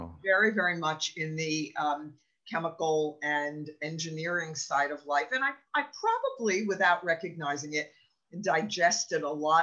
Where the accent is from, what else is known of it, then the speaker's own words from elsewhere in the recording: New Jersey, United States; also born or lived in New York; I was born and raised in New Jersey